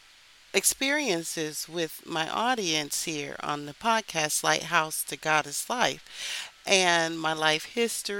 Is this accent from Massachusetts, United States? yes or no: no; Texas, United States; now in Philadelphia, United States; I grew up in Texas